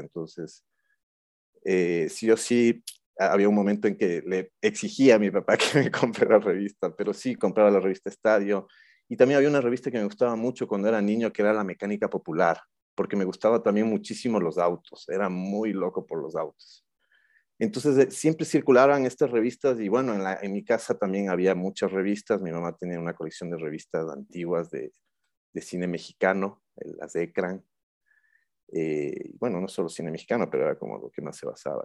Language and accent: Spanish; Quito, Pichincha, Ecuador; also born or lived in Buenos Aires; soy un quiteño de 42 años